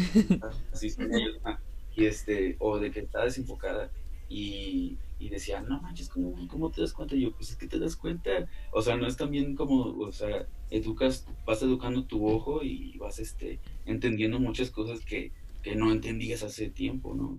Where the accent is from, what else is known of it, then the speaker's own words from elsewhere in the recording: Altamira, Tamaulipas, Mexico; also born or lived in Ébano, San Luis Potosí; now in Mexico City, Mexico; yo nací en Ébano, San Luis Potosí, pero toda mi vida vivía en, en Altamira, Tamaulipas, cerca de Tampico